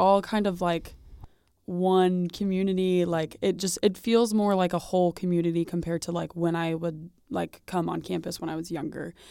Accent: Newton, Kansas, United States; I grew up in Newton, so obviously Bethel's been a prominent place in my life because it's in my hometown

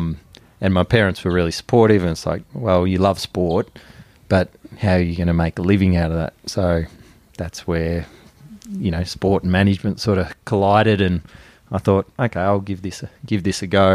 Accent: Woodend, Victoria, Australia; I grew up in Wood End, north of Melbourne.

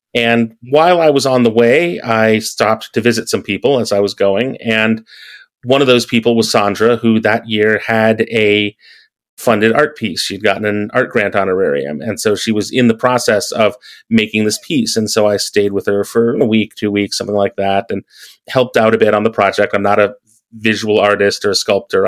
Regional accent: American Midwest, United States; moved away; growing up in the American Midwest

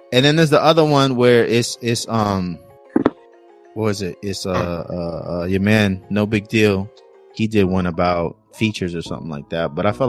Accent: California, United States; I'm from Cali

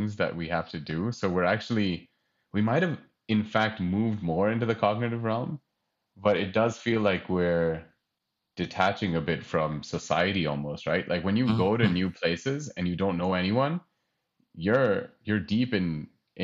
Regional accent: United States; I'm from America

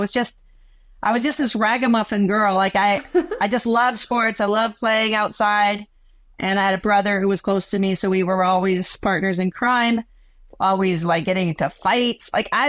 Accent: Canada; also born or lived in South America; even though I live in Canada, I'm Canadian, I started out in South America, and I was a daughter of missionary religious Bible translators

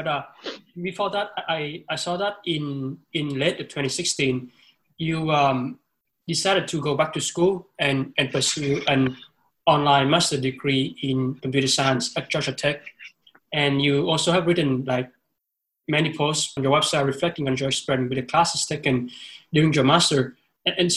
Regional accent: Vietnam; moved away; I was born in Vietnam.

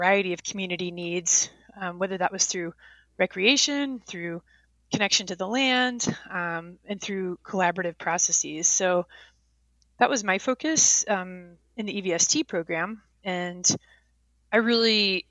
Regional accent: Boulder, Colorado, United States; also born or lived in upstate New York; now in Missoula, United States; I grew up in Boulder, Colorado. I was born in upstate New York, but my family moved to Boulder, Colorado

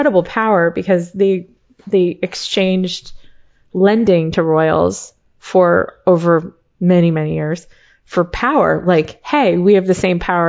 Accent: United States; I'm an American

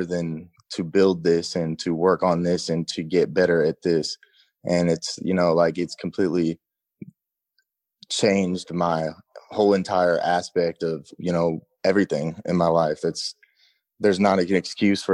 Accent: Seattle, Washington, United States; also born or lived in Los Angeles, California; I'm from Seattle

